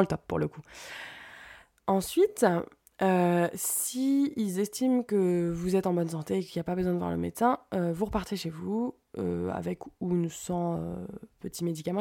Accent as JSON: {"language": "French", "country": "France", "moved": "as an adult", "lives_now": "Sweden", "said": "en tant que Française"}